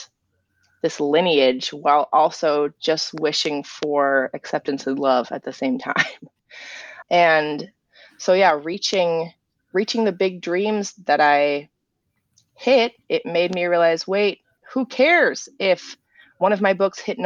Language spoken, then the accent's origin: English; England, United Kingdom; now in United States; growing up in England, I grew up with a different sense of history than a lot of Americans do.